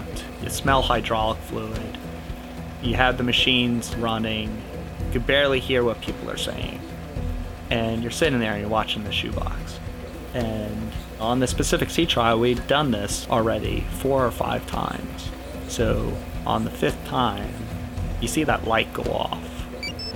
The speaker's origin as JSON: {"language": "English", "town": "Trumbull", "region": "Connecticut", "country": "United States", "said": "I'm from Trumbull, Connecticut"}